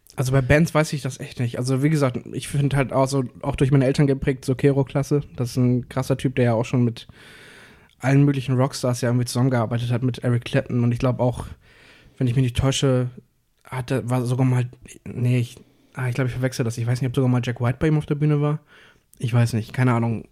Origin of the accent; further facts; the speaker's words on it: Hamburg, Germany; wir, wir kommen aus Hamburg und Cuxhaven